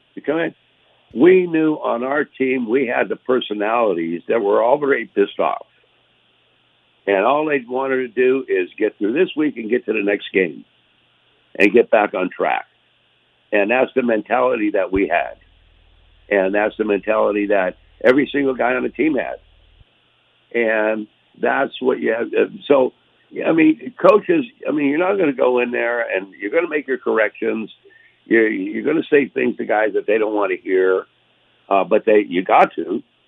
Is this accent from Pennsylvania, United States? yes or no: yes; Erie, Pennsylvania, United States; moved away as an adult; also born or lived in Florida; Those were the teams in in the area that I uh, grew up from that were the you know were the favorites of all the people in Erie